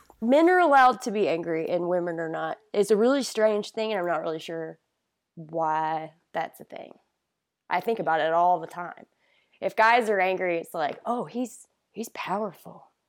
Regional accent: Great Falls, South Carolina, United States; Great Falls, South Carolina. Super small town, um, south of Rock Hill

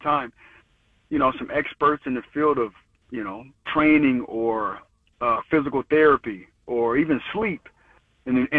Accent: Colorado Springs, Colorado, United States; moved away; when I was growing up from Colorado Springs, I was getting recruited by Tennessee

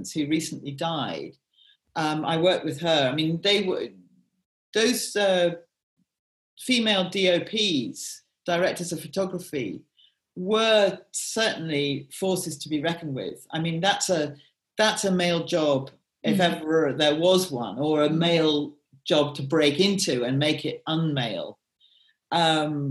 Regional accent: Peebles, Scotland, United Kingdom; I actually do come from Scotland. I come from Peebles

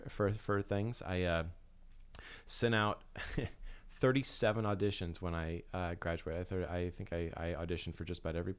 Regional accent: Osage City, Kansas, United States; born or raised there; also born or lived in Scott City, Kansas

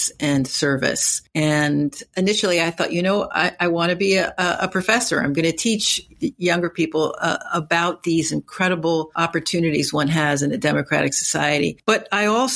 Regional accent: Newark, New Jersey, United States; growing up in Newark, New Jersey in the 60s

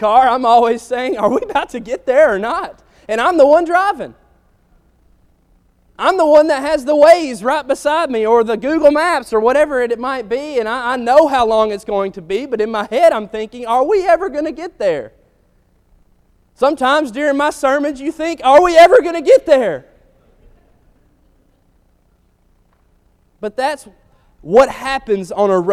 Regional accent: Athens, Alabama, United States; growing up in Athens, Alabama

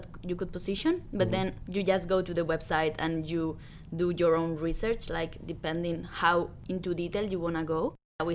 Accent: Spain; I'm from Spain

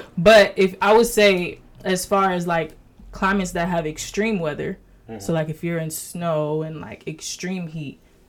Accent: Broward County, Florida, United States; moved away; also born or lived in Jamaica (ancestry); So like I said, I'm from Broward County.

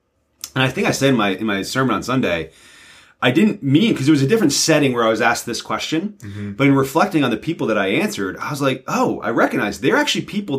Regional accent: New Jersey, United States; also born or lived in Pennsylvania / Virginia; I'm from Northern New Jersey through Central Pennsylvania down to Southern Virginia.

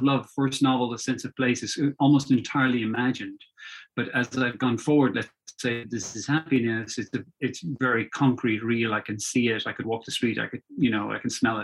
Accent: Dublin, Leinster, Ireland; I grew up in Dublin and lived in suburban Dublin.

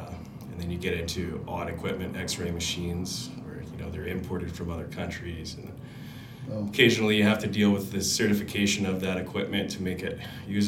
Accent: Abbotsford, British Columbia, Canada; now in Kamloops, Canada; I'm actually from Abbotsford.

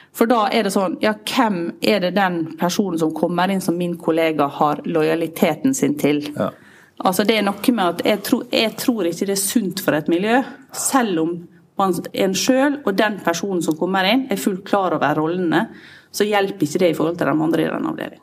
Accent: Sunnmøre, Møre og Romsdal, Norway; jeg er sunnmøring

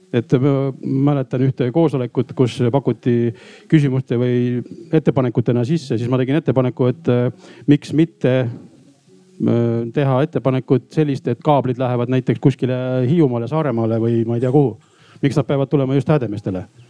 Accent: Võiste, Pärnu County, Estonia; olen Pärnumaalt Võiste alevikust otse Liivi lahe kaldalt

